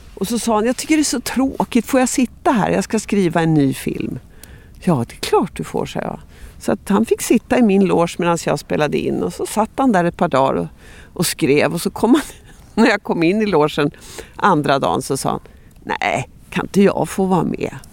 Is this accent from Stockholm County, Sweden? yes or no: yes; outside Stockholm, Stockholm County, Sweden; also born or lived in Västergötland; jag var ju uppväxt lite utanför Stockholm